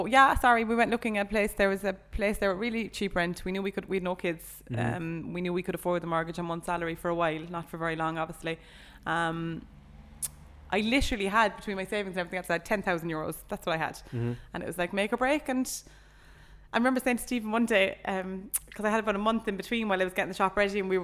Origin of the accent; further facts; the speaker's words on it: Cork, Munster, Ireland; moved away as an adult; also born or lived in Ballyhea, near Charleville; now in Charleville, Ireland; I'm from Cork City